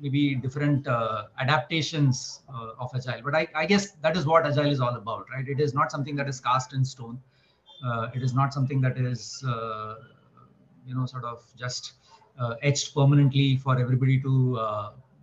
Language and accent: English; Mumbai, Maharashtra, India; born and brought up in Mumbai.